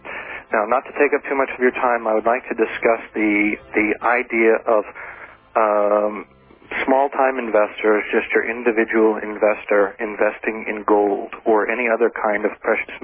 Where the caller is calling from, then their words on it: Ofterschwang, Bavaria, Germany; From Aufteschwang in Germany, which is very near the Austrian border.